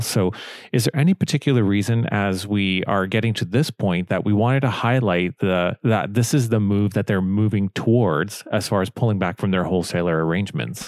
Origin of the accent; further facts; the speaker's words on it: Canada; growing up in Canada, I've always known about Bootlegger